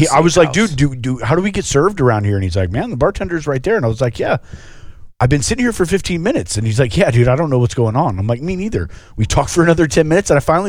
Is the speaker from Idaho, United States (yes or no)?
no; Florida, United States; moved away; You know, I grew up in Florida and I never went anywhere.